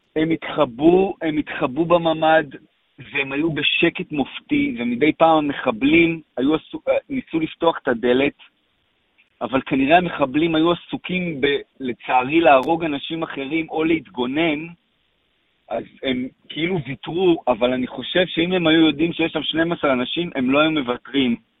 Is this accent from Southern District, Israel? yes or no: yes; Kfar Aza, Southern District, Israel; נולדתי וגדלתי בקיבוץ כפר עזה